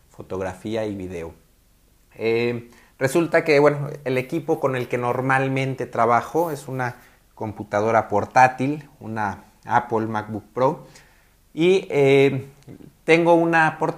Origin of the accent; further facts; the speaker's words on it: Guadalajara, Jalisco, Mexico; soy fotógrafo de Guadalajara, Jalisco, en México.